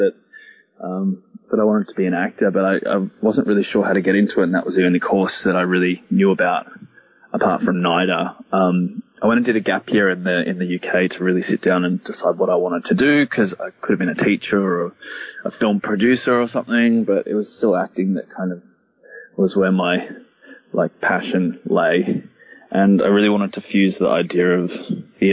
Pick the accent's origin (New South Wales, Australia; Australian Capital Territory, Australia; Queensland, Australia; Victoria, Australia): Queensland, Australia; Gold Coast; I'm originally from Queensland, so the culture up here is kind of a bit scarce, or you really have to look for it, especially on the Gold Coast.